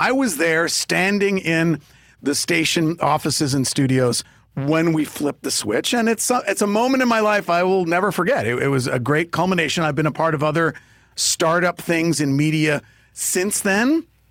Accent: New York, United States; I grew up in New York

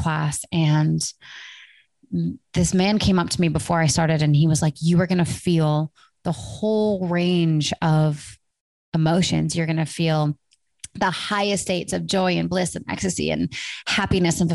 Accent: Vancouver, British Columbia, Canada; Vancouver, my hometown

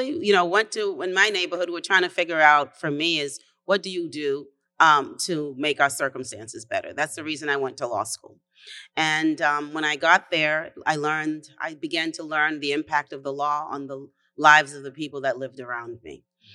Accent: Boston, Massachusetts, United States; also born or lived in Haiti; I was raised in Upham's Corner in Dorchester, and came here when I was 6 years old. Had a chance to get a decent education here in the city of Boston. And went off to college, law school, and then came back and living in the same neighborhood that I grew up in.

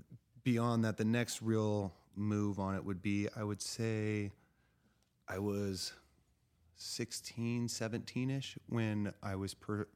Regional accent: California, United States; also born or lived in Arkansas / Texas; so I grew up in California, but I've lived all over.

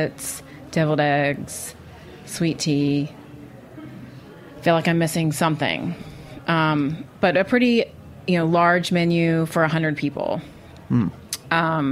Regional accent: the South, United States; now in New York, United States; as a Southerner

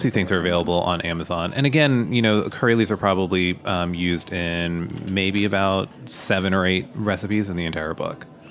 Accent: United States; being born here and being raised here

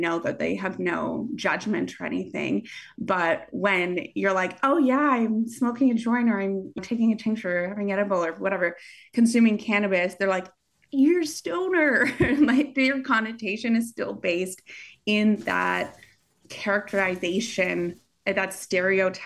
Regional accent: Canada; moved away; I'm Canadian.

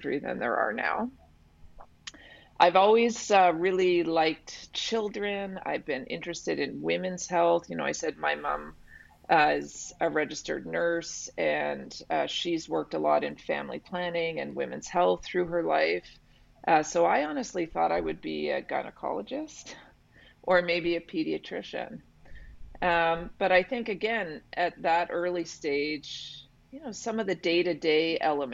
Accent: West Vancouver, British Columbia, Canada; I'm married to someone I've known my whole life and I grew up with in West Van.

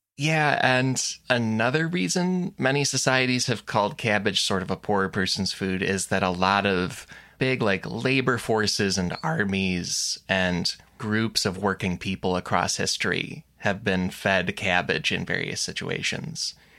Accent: United States; we're American.

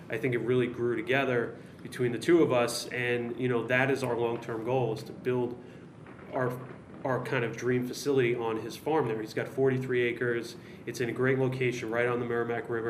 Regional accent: New York City, New York, United States; Growing up in New York City, we still have a lot of family there

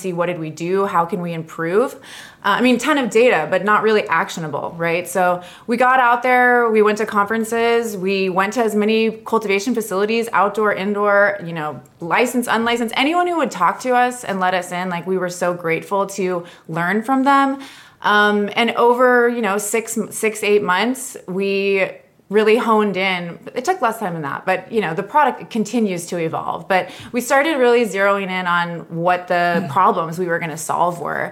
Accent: San Diego, California, United States; growing up in San Diego, I was very much in that kind of SoCal cannabis culture

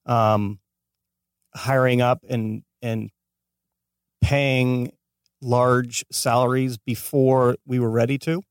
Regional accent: Escondido, California, United States; moved away as an adult; now in Los Angeles, United States; born and raised in San Diego

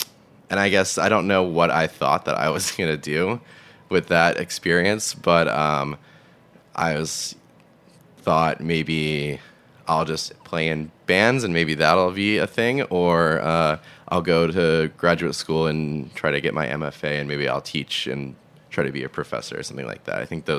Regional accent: Massachusetts, United States; I grew up in Massachusetts, like 30 minutes south of Boston, in the suburbs.

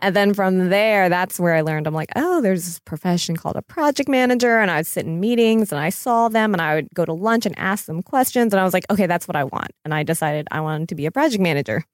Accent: Florida and North Carolina, United States; I grew up in Florida and North Carolina.

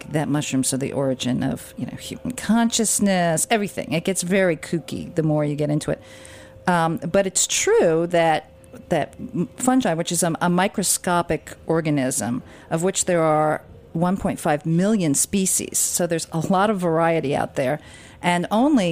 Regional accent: Westchester, New York, United States; I grew up in Westchester

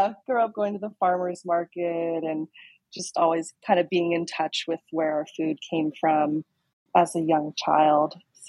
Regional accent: Oregon, United States; moved away as an adult; now in Kauai, United States; I actually moved to Kauai about 12 years ago. I was born and raised in Oregon

